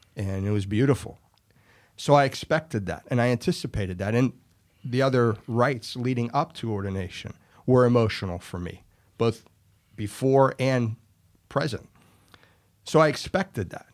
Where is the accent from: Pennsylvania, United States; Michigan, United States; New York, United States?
Pennsylvania, United States; Ellwood City; moved away as an adult; now in Florida, United States; Born originally in Elwood City, Pennsylvania, little town in Western P